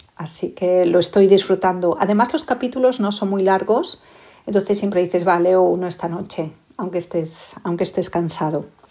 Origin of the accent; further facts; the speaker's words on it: Asturias, Spain; also born or lived in Queensland, Australia; now in Melbourne, Australia; soy asturiana y me hice australiana en Queensland